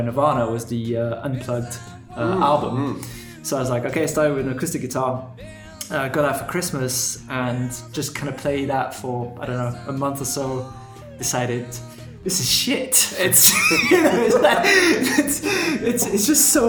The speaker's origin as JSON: {"language": "English", "country": "France", "tie": "born or raised there", "also_born_or_lived": "United Kingdom / United States", "moved": "as an adult", "lives_now": "Germany", "said": "I was born in France from a German dad and a Moroccan mum"}